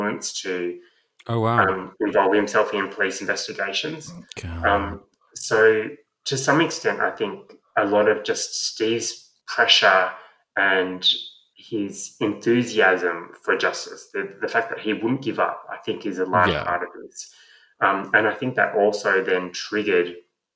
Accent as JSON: {"language": "English", "town": "Sydney", "region": "New South Wales", "country": "Australia", "tie": "born or raised there", "said": "I grew up in Lane Cove."}